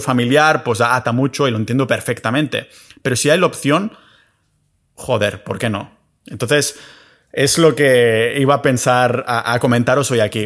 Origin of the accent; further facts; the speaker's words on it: Spain; moved away as an adult; me fui de España hace unos años a ser residente fiscal en otros sitios